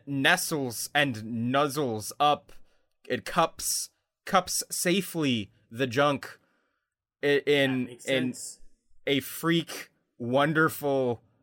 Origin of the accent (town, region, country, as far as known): Canada